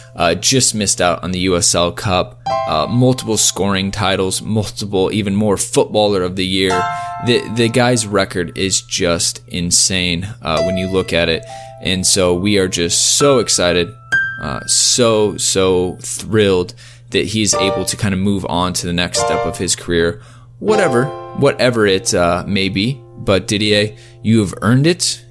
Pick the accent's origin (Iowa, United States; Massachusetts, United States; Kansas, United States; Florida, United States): Iowa, United States; I'm from Iowa